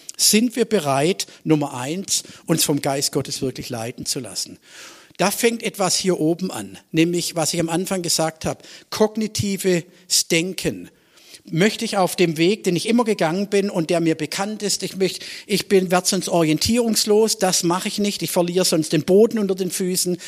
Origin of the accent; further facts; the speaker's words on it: Swabia, Germany; als Schwabe